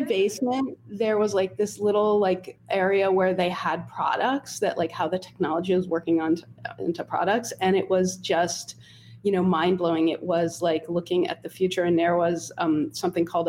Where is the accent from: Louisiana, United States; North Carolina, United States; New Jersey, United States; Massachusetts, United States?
New Jersey, United States; Holmdel; I grew up in Homedale, New Jersey, which is it's a suburban town about 45 minutes outside of New York City.